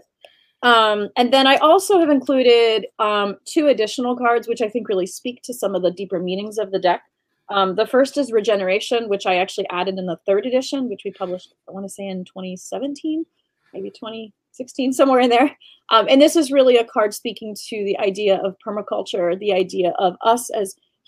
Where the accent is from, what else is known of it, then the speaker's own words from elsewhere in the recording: Western Pennsylvania, United States; I come from Western Pennsylvania in the United States